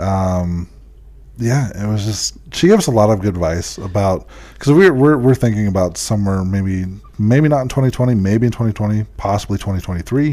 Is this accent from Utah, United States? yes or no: yes; Utah, United States; we told him we're from Utah